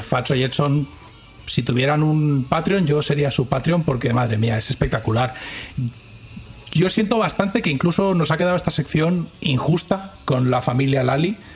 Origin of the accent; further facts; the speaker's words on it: Spain; accent: Castilian; now in Dallas, United States; tengo un acento muy particular porque ellos no están acostumbrados tampoco al acento a Castilian, como ellos dicen.